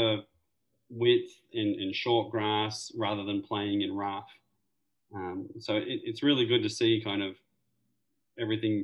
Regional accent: Frankston, Victoria, Australia; moved away as an adult; now in United States; starting at Royal Melbourne and growing up in Melbourne

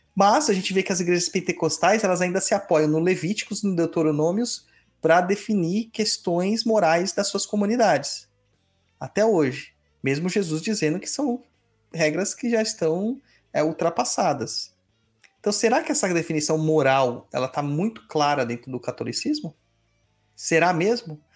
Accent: São Paulo, Brazil; a gente vem de São Mateus, que é o canto do canto da cidade.

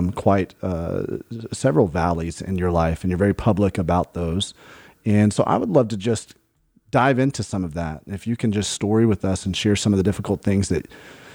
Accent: Alabama, United States; I grew up in Alabama, and I'm a diehard Tide fan

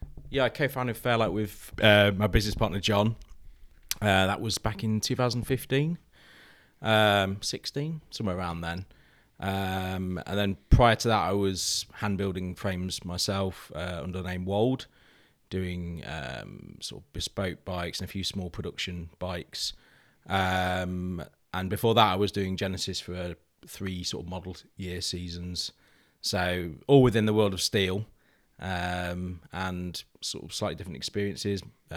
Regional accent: East Midlands, United Kingdom; And I grew up in Lincolnshire Wilds, as a working landscape.

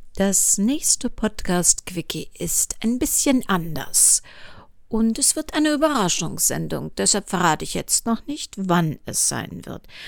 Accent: Cologne, North Rhine-Westphalia, Germany; Kölnerin bin, was man natürlich hier und da schon mal hört

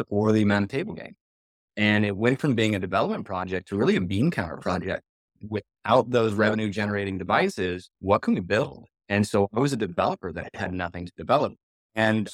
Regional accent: Las Vegas, Nevada, United States; Growing up in Las Vegas, I literally was born and raised in this industry.

